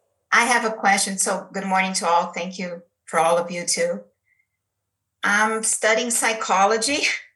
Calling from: São Paulo, Brazil; English is a second language; So first I want to, I'm in São Paulo, Brazil.

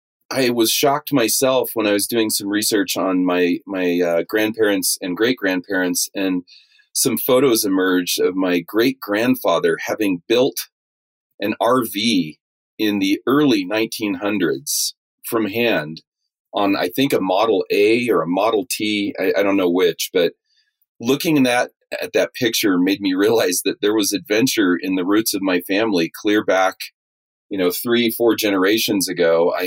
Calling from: Salida, Colorado, United States; So I'm calling from Salida, Colorado

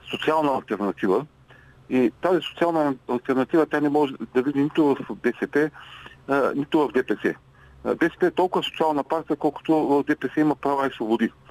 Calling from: Ruse, Ruse Province, Bulgaria; от Русе.

